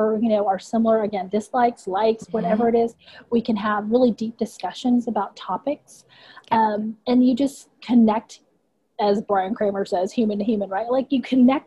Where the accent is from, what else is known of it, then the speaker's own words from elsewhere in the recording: Houston, Texas, United States; accent: Texas; also born or lived in Vietnam; I grew up in Houston. I've been here since I was 4.